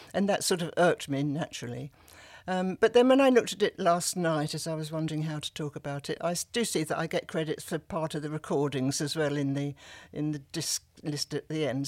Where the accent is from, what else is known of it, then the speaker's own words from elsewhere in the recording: Sussex, South East England, United Kingdom; accent: Sussex; also born or lived in South London; my Sussex voice